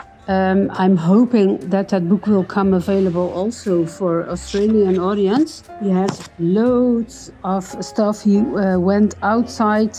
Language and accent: English; Netherlands; I'm from the Netherlands